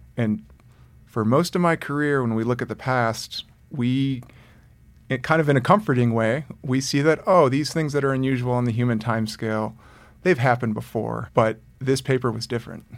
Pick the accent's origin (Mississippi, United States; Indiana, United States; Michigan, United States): Michigan, United States; Detroit; I grew up in the suburb outside of Detroit, Michigan